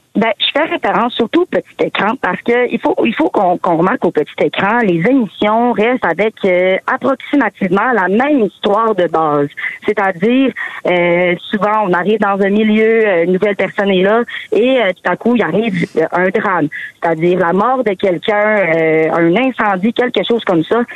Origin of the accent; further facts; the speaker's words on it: Saguenay, Quebec, Canada; je suis de Saguenay